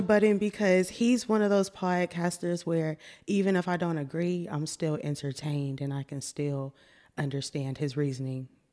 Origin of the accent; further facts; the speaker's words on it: Austin, Texas, United States; also born or lived in Pflugerville, Texas; I'm born and raised in Austin